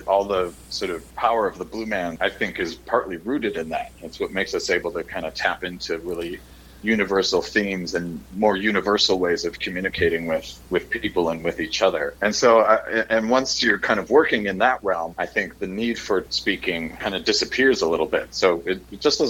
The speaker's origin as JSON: {"language": "English", "town": "Chicago", "region": "Illinois", "country": "United States", "tie": "born or raised there", "also_born_or_lived": "Boston", "moved": "yes", "lives_now": "Missouri, United States", "said": "I grew up in the Chicago area"}